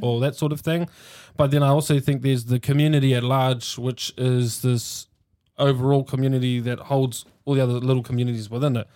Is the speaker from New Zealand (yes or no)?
yes; Hamilton, Waikato, New Zealand; born and raised in Hamilton in the little Housing New Zealand projects inside St Andrews